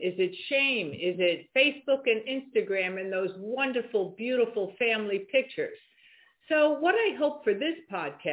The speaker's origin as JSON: {"language": "English", "area": "Rockland County", "region": "New York", "country": "United States", "tie": "born or raised there", "also_born_or_lived": "Bronx, New York / White Plains, New York", "moved": "as an adult", "lives_now": "South Carolina, United States", "said": "I was born in the Bronx and I was raised in Rockland County, New York."}